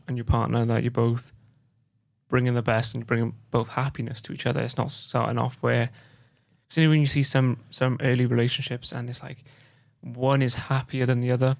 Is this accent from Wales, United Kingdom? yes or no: yes; Wales, United Kingdom; I'm from Wales and I st-, I still, I still can't say Welsh, uh, the Welsh language properly